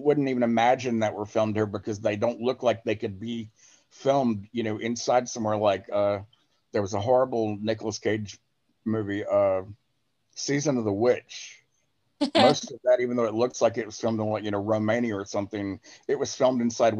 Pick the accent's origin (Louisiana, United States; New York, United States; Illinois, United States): Louisiana, United States; Blanchard; also born or lived in Shreveport, Louisiana; I was seeing him walk around Blanchard, and I'm thinking, why is he in my hometown?